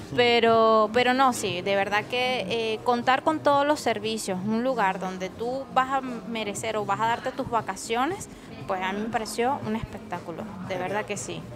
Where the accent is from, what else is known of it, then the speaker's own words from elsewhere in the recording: Caracas, Capital District, Venezuela; now in Spain; en mi país, tú, ah, después de que salías de Caracas